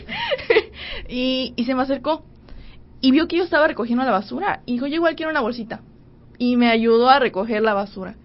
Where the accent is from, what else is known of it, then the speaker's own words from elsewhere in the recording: Cozumel, Quintana Roo, Mexico; Yo soy de Cozumel